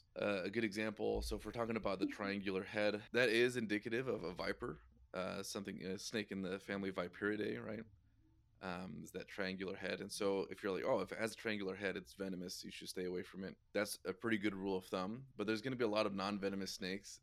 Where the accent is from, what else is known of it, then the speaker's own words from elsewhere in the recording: Idaho, United States; born and raised in Idaho